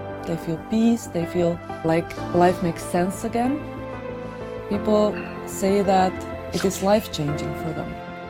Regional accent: Slovenia; I'm from Slovenia.

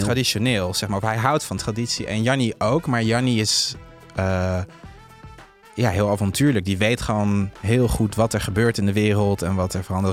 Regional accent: southern France, France; Dutch is a second language; now in Netherlands; die streek waar ik ben opgegroeid in Frankrijk

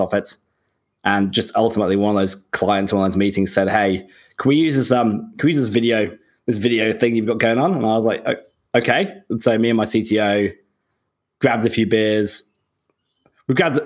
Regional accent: Shropshire, West Midlands, United Kingdom; moved away as an adult; now in Sydney, Australia; Grew up in the Midlands in the UK, in a little the middle of nowhere, somewhere called Shropshire

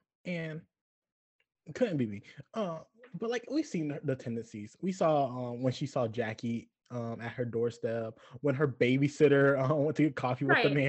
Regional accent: the South, United States; I understand I'm from the South, and they are in Pennsylvania. It could be a cultural difference.

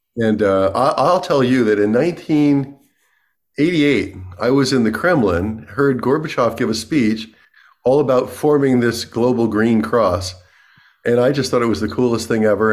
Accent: New York City, New York, United States; I'm from New York City

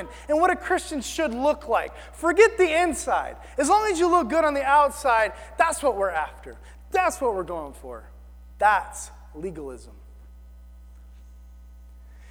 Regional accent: the South, United States; I'm from the South.

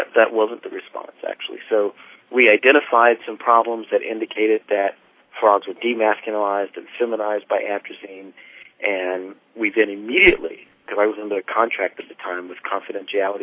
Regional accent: South Carolina, United States; moved away as an adult; also born or lived in Massachusetts; now in Berkeley, United States; I grew up in South Carolina

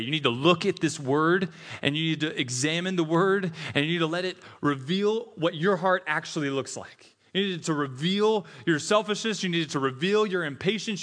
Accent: Tennessee, United States; also born or lived in Mississippi; I'm from Tennessee, was born in Mississippi, so we say y'all there.

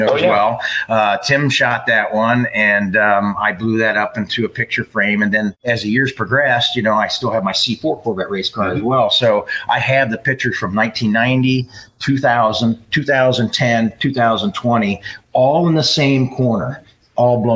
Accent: Stow, Ohio, United States; So I grew up in Stowe, which is not too far from here

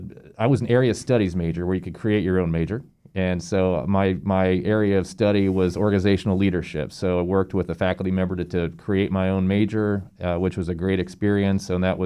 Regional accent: Terre Haute, Indiana, United States; I am originally from Terre Haute, Indiana, which is a small town just on the Illinois-Indiana border.

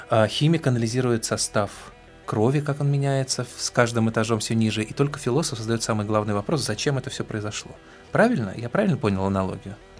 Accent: Moscow, Russia; мы, москвичи

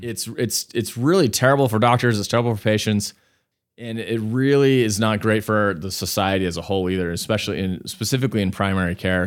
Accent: Salt Lake City, Utah, United States; also born or lived in New York; I grew up here in Salt Lake. So I am a, I'm a local

